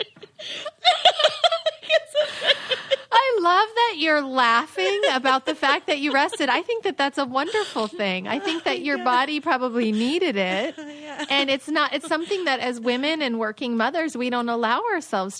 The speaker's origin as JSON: {"language": "English", "region": "Minnesota", "country": "United States", "moved": "yes", "said": "I'm from Minnesota originally"}